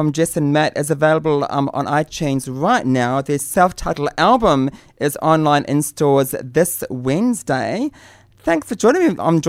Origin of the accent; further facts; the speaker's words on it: New Zealand; being a Kiwi